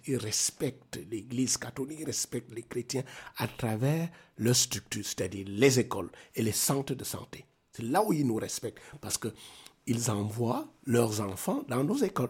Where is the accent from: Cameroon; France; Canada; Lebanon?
Cameroon; South Cameroon; moved away as an adult; also born or lived in Yaoundé, Cameroon; now in Maroua, Cameroon; je viens du sud Cameroun, là où il n'y a que la forêt équatoriale